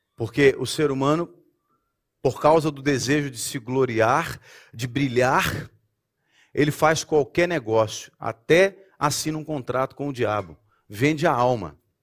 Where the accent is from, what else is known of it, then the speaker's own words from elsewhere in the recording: Brazil; moved away; eu posso falar como brasileiro